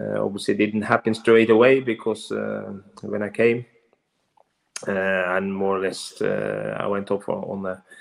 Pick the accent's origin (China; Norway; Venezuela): Norway; born or raised there; English is a second language; moved away as an adult; also born or lived in Lillestrøm, Norway / Oldham, England; now in Oslo, Norway